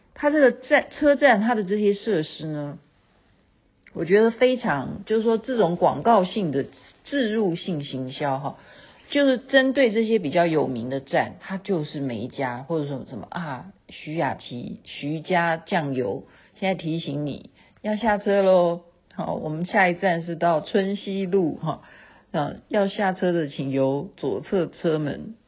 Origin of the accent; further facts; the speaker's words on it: Taiwan; 我们台湾人